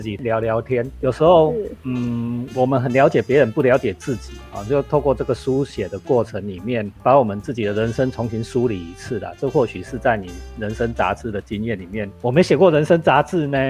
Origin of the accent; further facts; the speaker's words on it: Taiwan; 我们台湾人